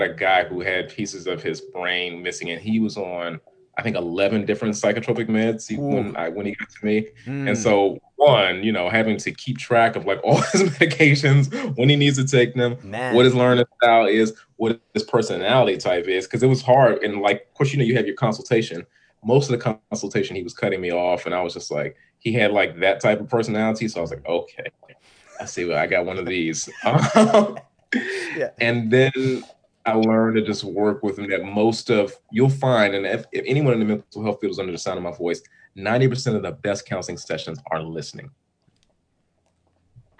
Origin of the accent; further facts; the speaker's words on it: California, United States; now in Washington, D.C., United States; I'm originally from California, but been living in DC since a while